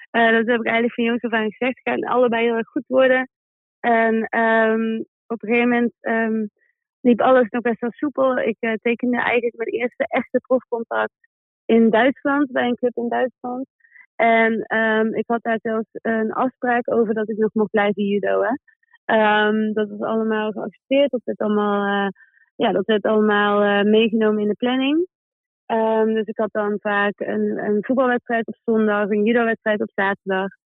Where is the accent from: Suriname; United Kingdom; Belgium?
United Kingdom; Manchester, North West England; Dus ik, ik kom uit Manchester en we vliegen woensdag al terug naar Manchester.